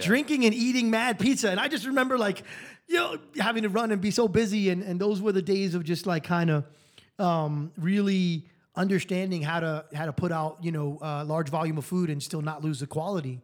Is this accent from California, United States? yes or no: no; New York, United States; moved away as an adult; now in Las Vegas, United States; I'm a New Yorker